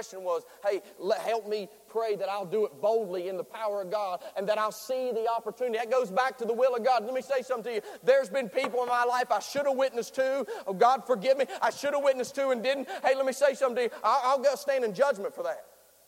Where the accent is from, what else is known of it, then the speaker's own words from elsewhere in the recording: Nitro, West Virginia, United States; He's from Boone County. I sound like I'm from Boone County, but I'm from Nitro.